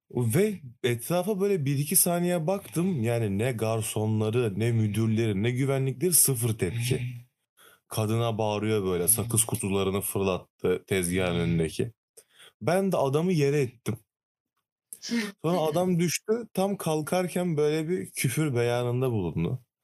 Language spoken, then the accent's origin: Turkish; Trabzon, Turkey; ben de Trabzonluyum.